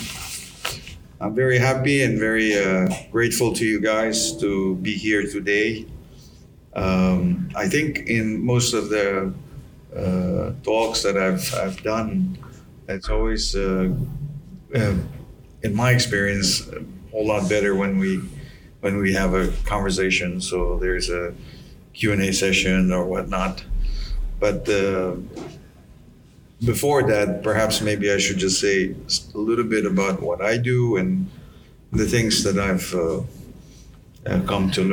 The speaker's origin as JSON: {"language": "English", "region": "Yap", "country": "Micronesia", "also_born_or_lived": "Pohnpei", "moved": "yes"}